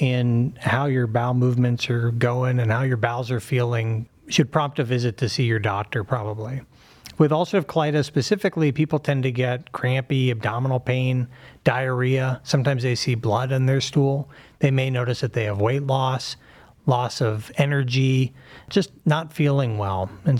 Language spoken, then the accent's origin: English; Pittsburgh, Pennsylvania, United States; moved away as an adult; also born or lived in Philadelphia; now in Cleveland, United States; Grew up in Pittsburgh